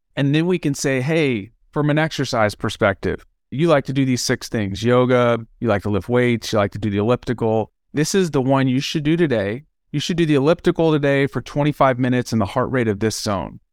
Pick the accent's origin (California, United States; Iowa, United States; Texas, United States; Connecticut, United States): Texas, United States; Dallas; I grew up in Dallas, Texas